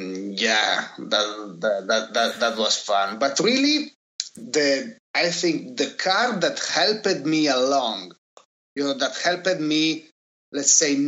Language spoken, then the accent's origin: English; Turin, Piedmont, Italy; growing up in Turin, you know, the city wasn't exactly full of Pininfarina masterpieces